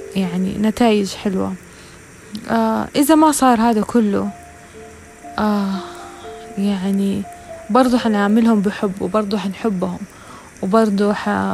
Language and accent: Arabic; the Western Region, Hejaz, Saudi Arabia; عندنا في الغربية